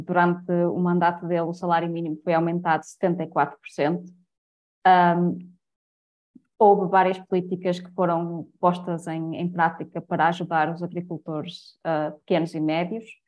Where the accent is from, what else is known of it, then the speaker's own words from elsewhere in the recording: Portugal; como portugueses